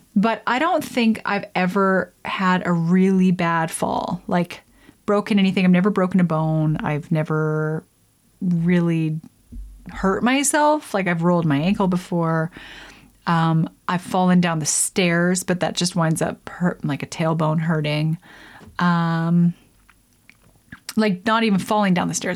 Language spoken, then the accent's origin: English; Lethbridge, Alberta, Canada; in the prairies in Alberta where I grew up Lethbridge